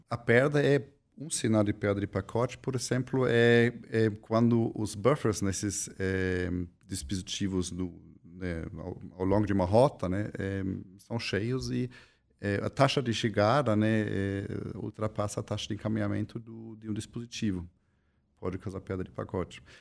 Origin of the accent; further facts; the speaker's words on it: Germany; now in Brazil; sou alemão, formado em ciência da computação